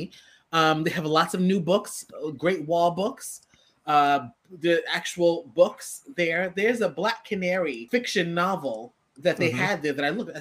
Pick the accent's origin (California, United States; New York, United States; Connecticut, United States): New York, United States; I'm from New York